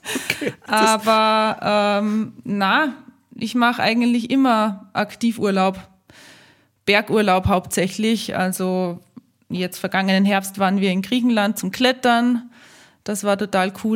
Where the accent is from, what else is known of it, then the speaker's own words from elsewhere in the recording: Austria; bei uns in Österreich